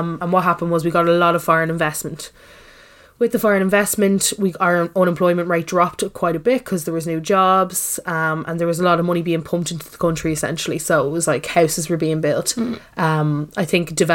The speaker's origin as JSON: {"language": "English", "town": "Dublin", "region": "Leinster", "country": "Ireland", "tie": "born or raised there", "said": "I grew up in Castleknock. I lived in Castleknock all my life"}